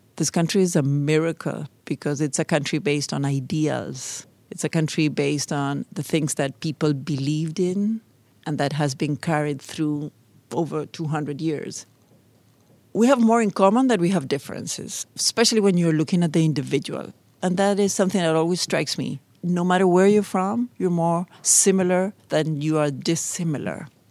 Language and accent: English; Argentina; first language Spanish; English is a second language; moved away as an adult; now in Pittsburgh, United States; I'm fifty-three years old, and I am from Argentina.